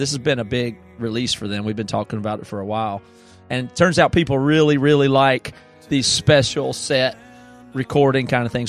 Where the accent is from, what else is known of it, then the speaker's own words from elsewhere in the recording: the South, United States; from where we grew up in the South, a lot of those were always blurred together.